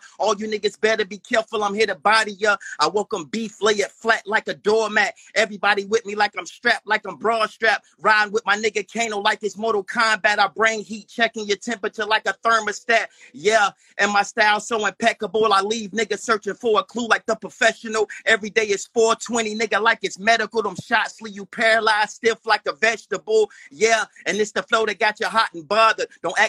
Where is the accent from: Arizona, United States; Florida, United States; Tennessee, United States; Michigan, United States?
Florida, United States; Tampa; I'm from West Tampa, man. Southside, Florida, Tampa, Florida.